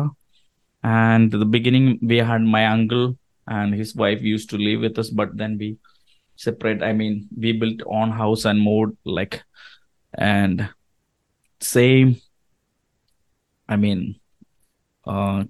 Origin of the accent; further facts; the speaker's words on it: Kerala, India; first language Malayalam; English is a second language; moved away as an adult; also born or lived in Dubai, United Arab Emirates; now in Omaha, United States; I grew up in India with my parents and my grandpa and grandma, and my sister. Mm-hmm. So that place is called southern state called Kerala.